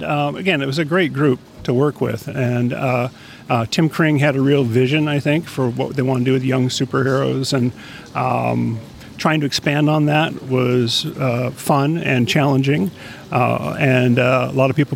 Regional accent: Portland, Oregon, United States; moved away as an adult; also born or lived in Los Angeles; I grew up in Portland, Oregon, and I moved to Los Angeles back in the 80s

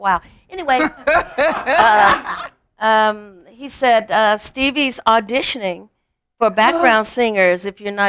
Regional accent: Gary, Indiana, United States; moved away; I grew up in Gary, Indiana

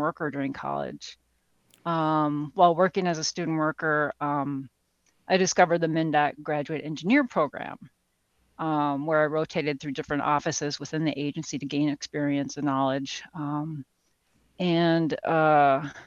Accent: Saint Paul, Minnesota, United States; I was born and raised in the Twin Cities

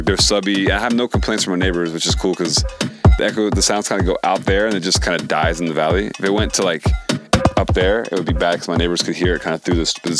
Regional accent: Florida, United States; also born or lived in Philadelphia, Pennsylvania; now in Los Angeles, United States; Yeah, I grew up in Florida and then Philly for, like, mostly the last 10 years, and I moved to LA.

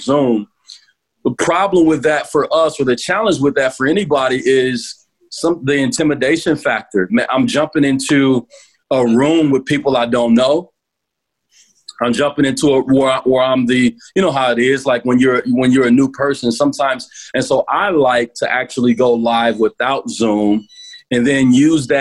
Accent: United States; as American pastors

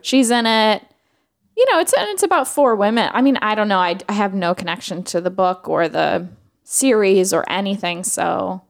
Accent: New York, United States; a New Yorker

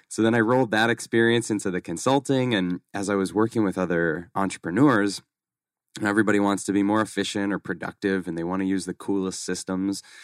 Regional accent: Boston, Massachusetts, United States; moved away as an adult; now in Scottsdale, United States; I grew up in Massachusetts, grew up in Boston

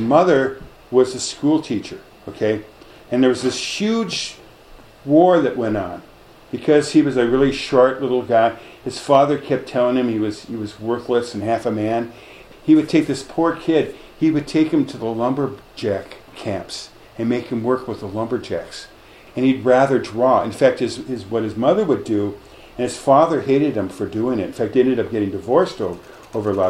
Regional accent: Minneapolis, Minnesota, United States; I grew up here in Minneapolis over in the St. Anthony neighborhood on the river in Minneapolis

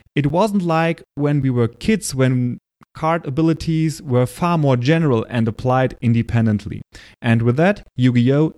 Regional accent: Germany; accent: German; English is a second language; say that word with my German accent and my bad pronunciation

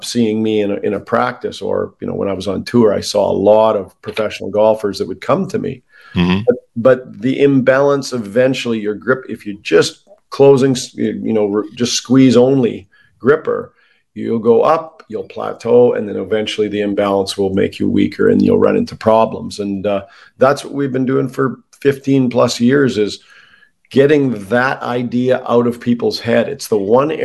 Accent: Canada; I'm Canadian

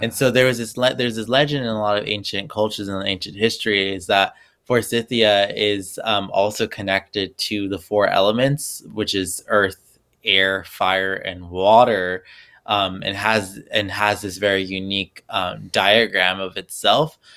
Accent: Los Angeles, California, United States; moved away as an adult; now in New Jersey, United States; I'm originally from Los Angeles

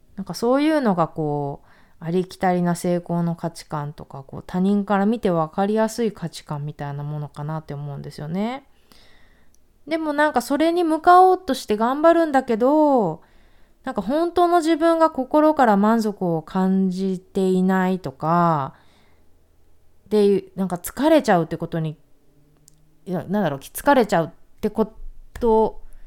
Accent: Japan; 私は日本に生まれたけども

